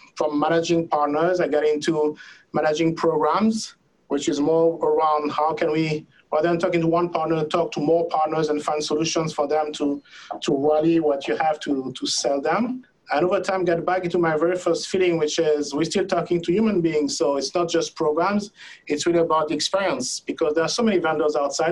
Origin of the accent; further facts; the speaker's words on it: France; moved away as an adult; now in United States; I was born and raised in France. I've been living there for 45 years